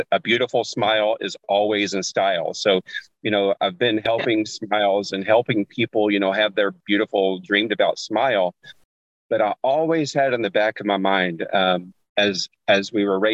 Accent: Arkansas, United States; I grew up in Arkansas

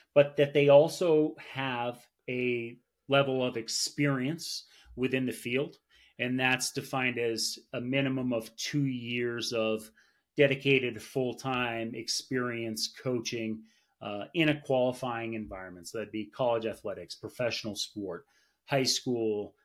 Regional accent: Vermont, United States; now in Colorado Springs, United States; I'm from Vermont, so I got to play a lot of sports growing up

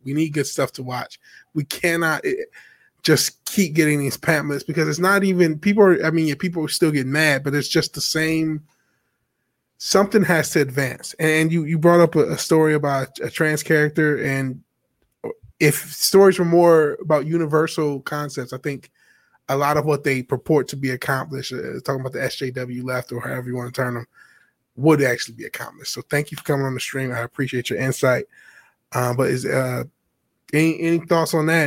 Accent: Detroit, Michigan, United States; I'm actually from Detroit

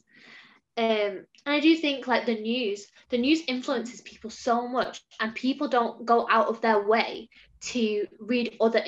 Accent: England, United Kingdom; growing up in England

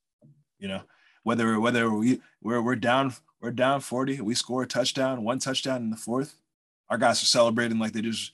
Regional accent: Natick, Massachusetts, United States; also born or lived in Framingham, Massachusetts; I went to Natick High, and that is Framingham's rival

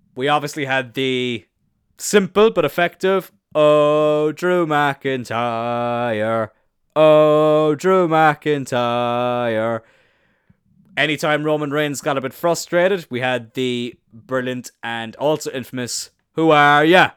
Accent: Ireland; I'm Irish

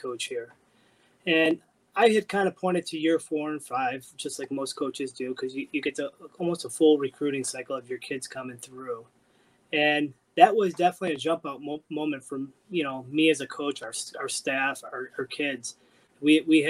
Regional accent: Cleveland, Ohio, United States; moved away as an adult; also born or lived in Bloomington, Indiana; now in Michigan, United States; I'm originally from Cleveland, Ohio, and I went down to Bloomington, Indiana

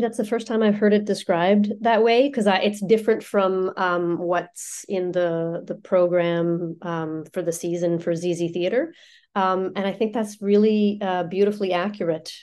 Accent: Ottawa, Ontario, Canada; first language French; English is a second language; moved away as an adult; also born or lived in Halifax; now in Vancouver, Canada; I was born and raised in Ottawa

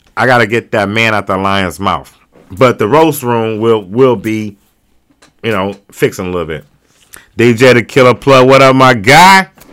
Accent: North County, Missouri, United States; I'm from Nigeria, and it's like, I'm from North County

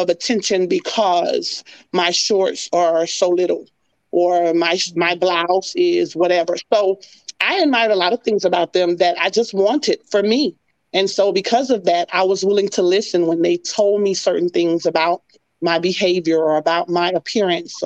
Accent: Miami, Florida, United States; moved away as an adult; also born or lived in Ohio; I'm from Miami, Florida, where it's always hot

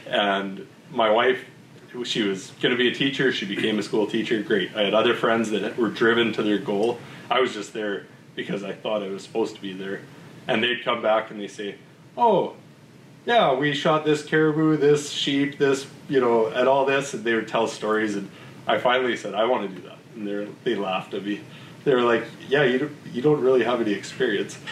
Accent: Vernon, British Columbia, Canada; moved away as an adult; also born or lived in Okanagan; now in Peace Country, Canada; I said I was from Vernon

